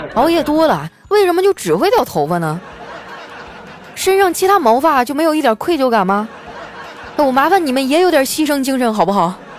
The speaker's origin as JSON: {"language": "Chinese", "region": "Northeast China", "country": "China", "said": "身为一个东北人啊，喝酒我倒是从来没怂过啊"}